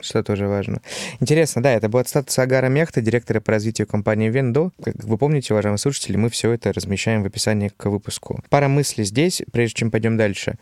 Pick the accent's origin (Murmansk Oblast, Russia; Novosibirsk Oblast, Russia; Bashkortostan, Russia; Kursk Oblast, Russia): Novosibirsk Oblast, Russia; Novosibirsk; moved away; я из Новосибирска